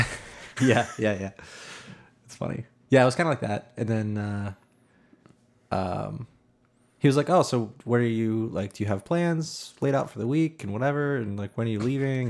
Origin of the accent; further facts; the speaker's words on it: north of Boston, Massachusetts, United States; north of Boston a little bit.